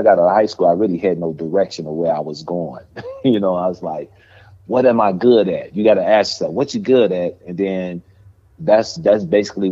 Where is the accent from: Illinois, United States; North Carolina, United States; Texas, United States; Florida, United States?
Illinois, United States; Chicago; I grew up on the south side of Chicago